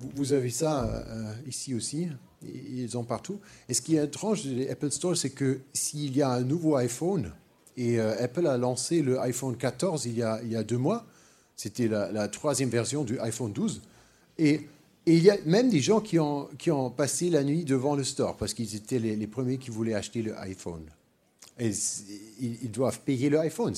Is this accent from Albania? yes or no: no; Germany; French is a second language; also born or lived in Paris; je, suis allemand, je suis pas français